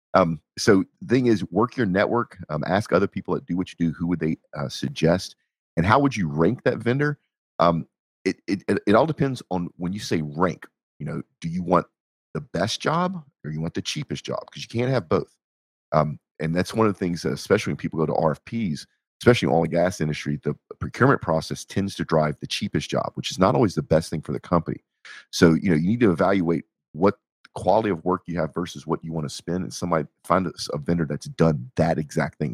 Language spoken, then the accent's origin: English; Texas, United States